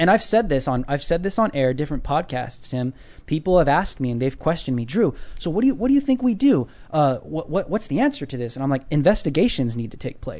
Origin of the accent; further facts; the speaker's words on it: California, United States; I'm from California.